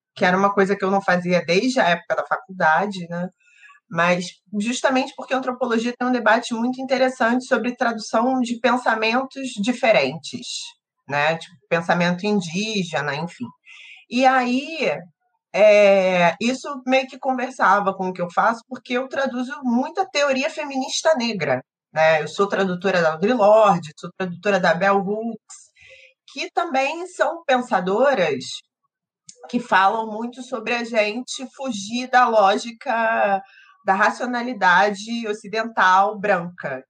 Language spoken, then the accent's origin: Portuguese; Rio de Janeiro, Brazil; Eu e o Orlando somos cariocas